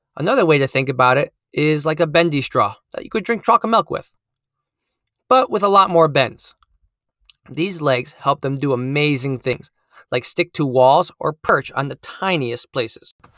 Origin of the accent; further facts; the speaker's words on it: Connecticut, United States; I'm a STEAM teacher at an elementary school in my home state of Connecticut